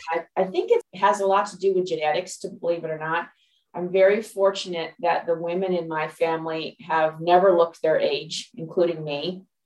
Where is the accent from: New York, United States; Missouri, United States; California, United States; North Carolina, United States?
California, United States; Los Angeles; moved away as an adult; also born or lived in Dallas, Texas; now in Pacific Northwest, United States; I'm originally from Los Angeles, California, born and raised Los Angelino